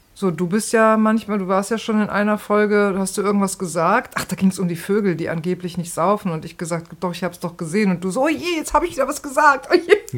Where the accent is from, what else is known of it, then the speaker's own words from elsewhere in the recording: Rhineland, Germany; now in Berlin, Germany; ich komme ja auch aus dem Rheinland